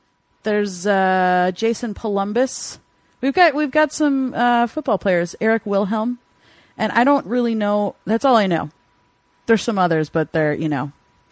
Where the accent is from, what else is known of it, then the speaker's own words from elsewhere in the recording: Lake Oswego, Oregon, United States; now in California, United States; But then I moved to Lake Oswego, Oregon, and grew up there, elementary, high school, whole deal there. And then I went to Lake Ridge High School, class of 1998